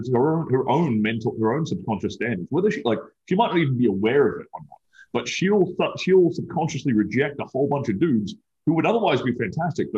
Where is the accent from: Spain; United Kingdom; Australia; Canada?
Australia; now in Miami, United States; I'm an Australian. I'm an immigrant